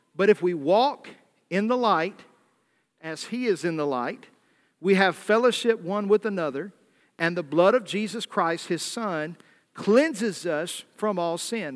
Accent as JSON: {"language": "English", "region": "the South", "country": "United States", "tie": "born or raised there", "accent": "Southern", "moved": "yes", "said": "I was raised in the South"}